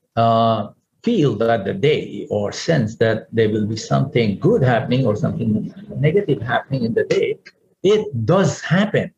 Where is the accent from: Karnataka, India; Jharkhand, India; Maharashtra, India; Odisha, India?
Maharashtra, India; Pune; now in Singapore; walking on Main Street my hometown, Pune in India